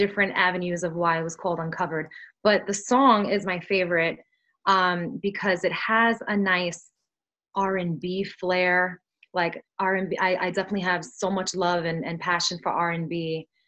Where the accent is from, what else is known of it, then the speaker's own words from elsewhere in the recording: New York City, New York, United States; first language Spanish; English is a second language; I grew up in Brooklyn